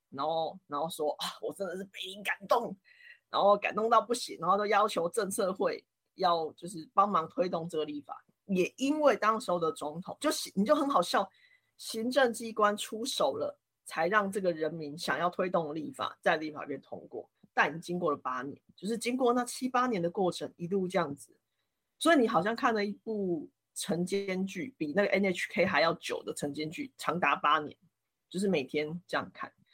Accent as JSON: {"language": "Chinese", "region": "Kaohsiung", "country": "Taiwan", "also_born_or_lived": "Hsinchu", "said": "我是来自高雄"}